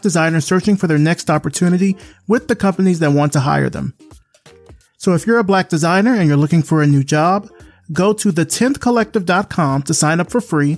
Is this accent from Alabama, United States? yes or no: yes; Selma, Alabama, United States; my hometown of Selma, Alabama.